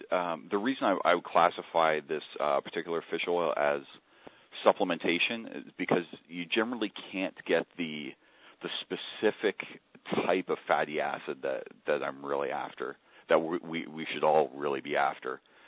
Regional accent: Kitchener-Waterloo, Ontario, Canada; Just southwest of you, Kitchener-Waterloo, and that's if you've never heard of Waterloo, you probably will within the next decade.

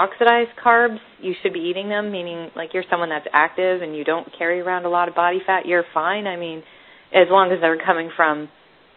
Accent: Northern British Columbia, Canada; moved away as an adult; now in United States

